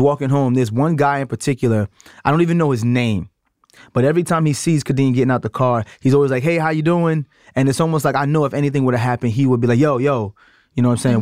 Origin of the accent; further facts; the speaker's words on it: New York City, New York, United States; I'm from Brooklyn, I still have a lot of my country family morals